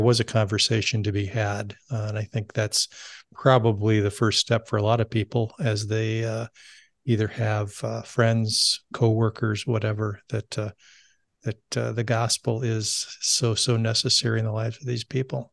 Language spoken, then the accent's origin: English; California, United States; I grew up in California